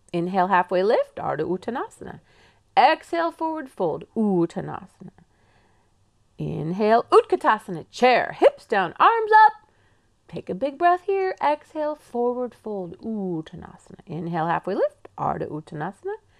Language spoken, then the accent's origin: English; England, United Kingdom; accent: English; now in Pacific Northwest, United States; my English accent